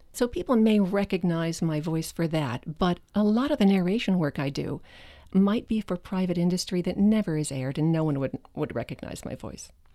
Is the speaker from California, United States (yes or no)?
no; Westville, New Jersey, United States; moved away; I grew up in Westville, New Jersey, about twenty-five miles from Manhattan